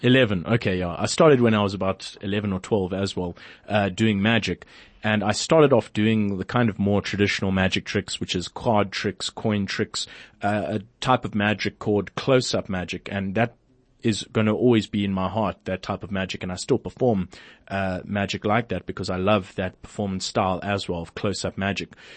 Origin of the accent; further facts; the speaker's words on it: Port Elizabeth, Eastern Cape, South Africa; in my hometown, Port Elizabeth, where I'm from